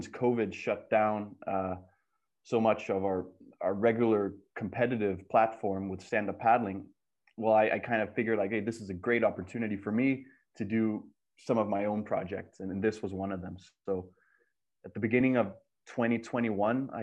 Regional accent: Denmark; growing up in Denmark, we were kind of an underdog nation.

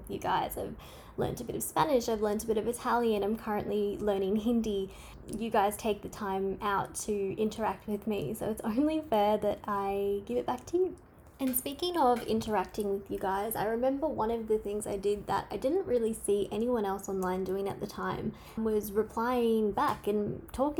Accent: Queensland, Australia; I'm from Australia. You can't tell by my accent. And I'm from the state of Queensland.

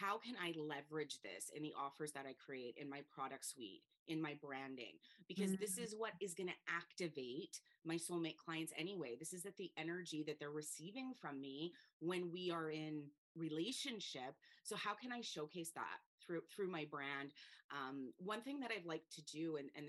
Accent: Canada; now in Spain; So I live in Spain. I'm from Canada

